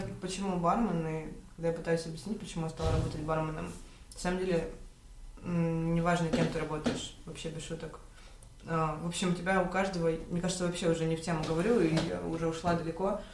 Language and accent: Russian; Khabarovsk, Khabarovsk Krai, Russia; moved away as an adult; also born or lived in Ulyanovsk; я родилась в Хабаровске, мои родители геологи. После окончания школы я решила, что я буду пилотом